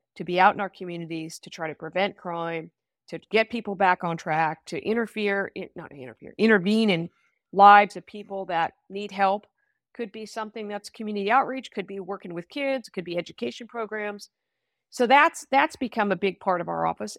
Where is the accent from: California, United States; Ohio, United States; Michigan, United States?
California, United States; Sacramento; also born or lived in Solano County; I grew up in Sacramento, so I wanted to come home eventually